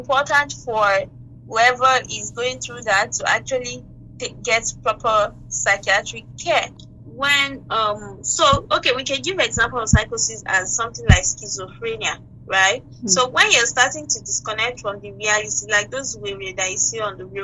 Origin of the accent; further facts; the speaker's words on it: Nigeria; Being a Nigerian